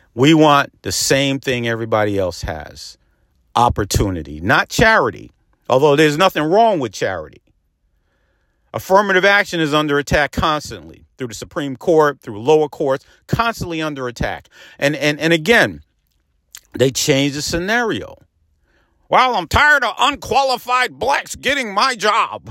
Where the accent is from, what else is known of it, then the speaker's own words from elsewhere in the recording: Peekskill, New York, United States; in my hometown of Peekskill